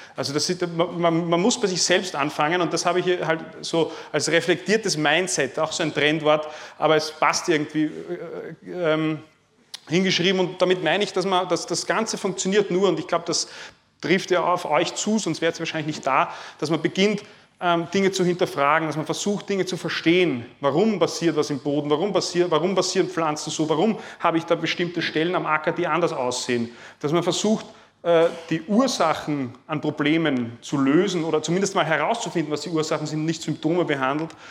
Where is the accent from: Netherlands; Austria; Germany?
Austria; Lower Austria; Ich komme aus Niederösterreich, das ist in der Nähe von Wien.